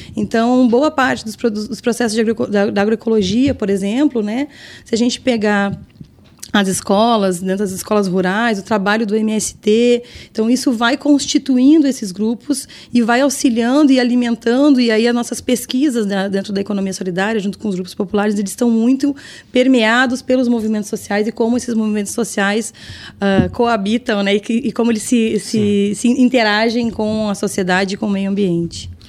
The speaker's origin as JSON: {"language": "Portuguese", "town": "São Lourenço do Sul", "region": "Rio Grande do Sul", "country": "Brazil", "said": "eu sou lá de São Lourenço"}